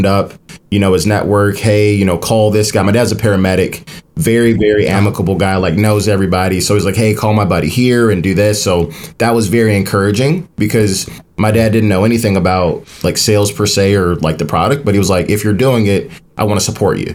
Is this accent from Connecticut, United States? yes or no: no; Maywood, Illinois, United States; I'm from Maywood, Illinois.